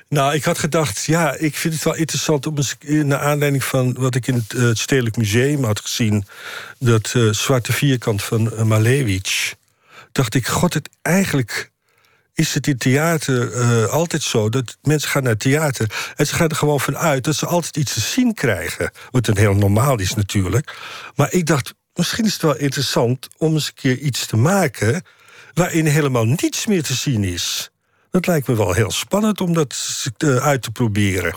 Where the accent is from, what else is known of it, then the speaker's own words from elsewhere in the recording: Amsterdam, North Holland, Netherlands; also born or lived in Indonesia; ik ben opgegroeid in, hoe heet het dat, Slotermeer, Nieuw-West